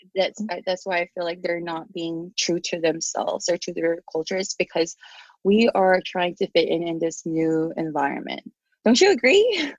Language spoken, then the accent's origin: English; Philippines; English is a second language; now in United States; the people that I grew up with, especially in the Philippines